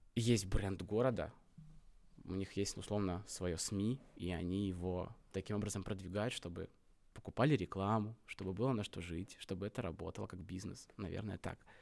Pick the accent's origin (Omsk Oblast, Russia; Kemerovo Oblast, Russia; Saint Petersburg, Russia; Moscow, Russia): Omsk Oblast, Russia; Omsk; мы из Омска